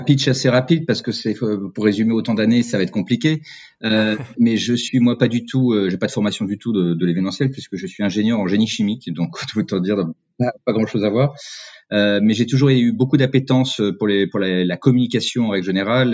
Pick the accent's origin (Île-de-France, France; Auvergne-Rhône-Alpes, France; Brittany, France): Auvergne-Rhône-Alpes, France; Cantal; moved away; je suis originaire du Cantal, donc du centre de la France